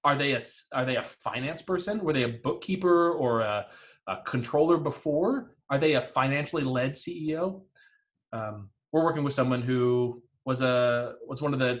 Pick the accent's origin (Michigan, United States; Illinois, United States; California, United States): Michigan, United States; Detroit; So I grew up in the Detroit area.